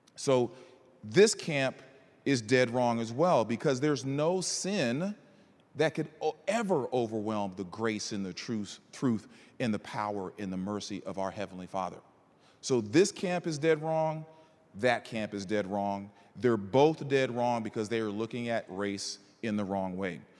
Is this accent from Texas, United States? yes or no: yes; College Station, Texas, United States; also born or lived in Northern Virginia; now in Houston, United States; I was raised in Bryan College Station